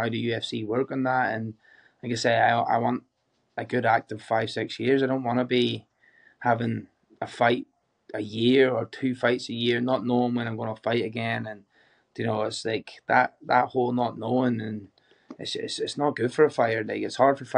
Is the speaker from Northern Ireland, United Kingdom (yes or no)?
yes; Ballymena, Northern Ireland, United Kingdom; moved away as an adult; now in Australia; I'm from Northern Ireland